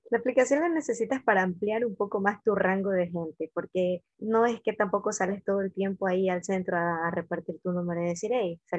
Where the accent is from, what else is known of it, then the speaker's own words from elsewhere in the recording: Ecuador; Aparte que mi perfil ya estaba puesto que soy ecuatoriana